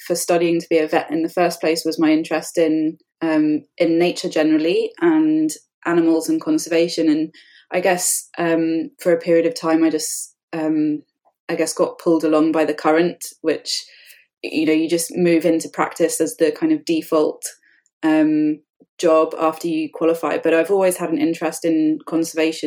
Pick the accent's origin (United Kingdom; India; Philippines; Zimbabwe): United Kingdom; moved away as an adult; now in Canada; I'm British. I grew up in the UK